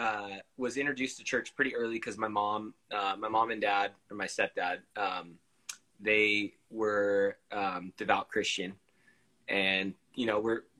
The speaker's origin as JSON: {"language": "English", "town": "San Diego", "region": "California", "country": "United States", "tie": "born or raised there", "also_born_or_lived": "Big Island, Hawaii / Salt Lake City, Utah", "said": "I grew up here in San Diego because I've been here consistently since I was about 10"}